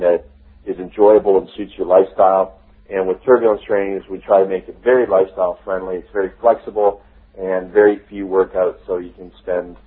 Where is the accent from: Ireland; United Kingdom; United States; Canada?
Canada; also born or lived in Toronto; I'm from Canada. Toronto is where I live